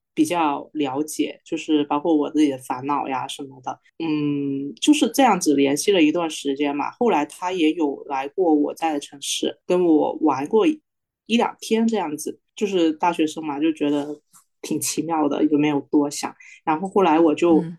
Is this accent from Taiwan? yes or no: no; Guangdong, China; 我是广东的